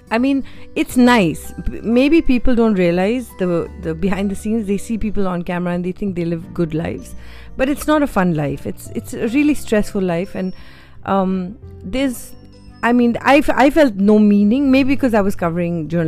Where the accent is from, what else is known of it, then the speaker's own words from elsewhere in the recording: Uttarakhand, India; I mean, I wasn't from Mussoorie, but I went to school in a small community called Woodstock